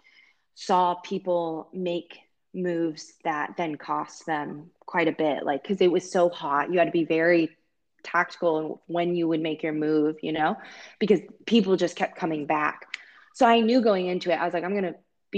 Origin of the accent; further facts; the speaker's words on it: Iowa, United States; also born or lived in Ames, Iowa; I've been in Ames for a long time and I grew up in Iowa